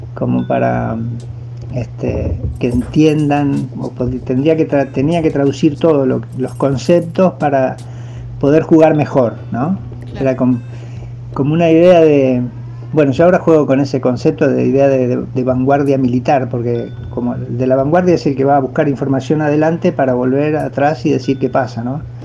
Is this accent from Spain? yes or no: no; Uruguay; yo soy uruguayo